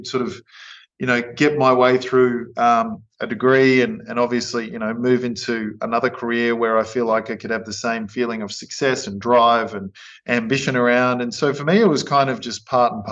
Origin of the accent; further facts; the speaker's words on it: Queensland, Australia; also born or lived in Innisfail; growing up in Queensland, it's obviously a beautiful place to grow up